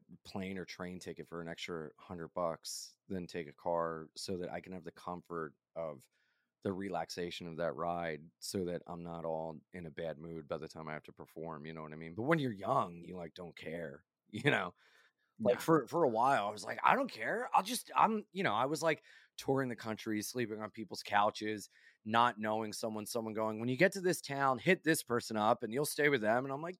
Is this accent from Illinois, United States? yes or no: no; Delaware, United States; there was this local band in Delaware, because we're from Delaware.